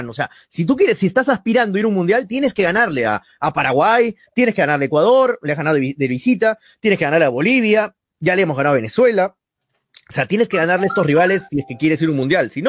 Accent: Peru; No le vamos a ganar, somos peruanos, que somos hermanos

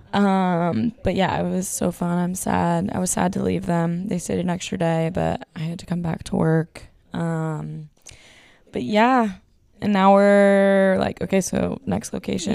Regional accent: Texas, United States; moved away; we're the ones from Texas

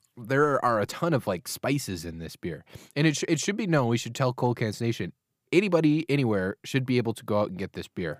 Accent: United States

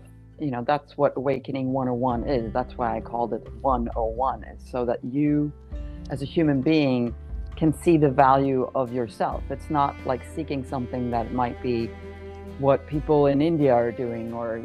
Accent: Sweden; I grew up in Sweden

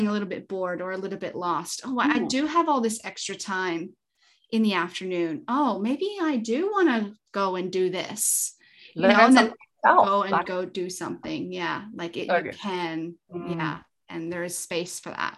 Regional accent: Canada; now in Australia; I'm Canadian

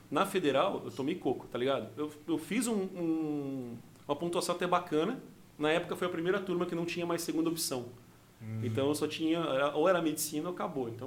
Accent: Rio Grande do Sul, Brazil; accent: gaúcho; Pra cá eu tenho sotaque. O pessoal fala que eu tenho sotaque gaúcho

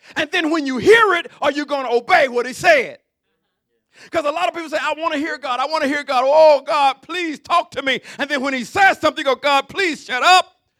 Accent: Alabama, United States; I'm from Alabama

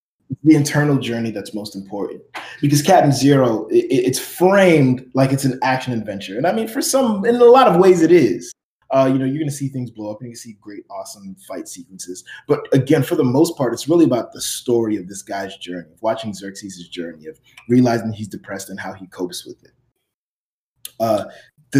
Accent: Miami, Florida, United States; growing up in Miami

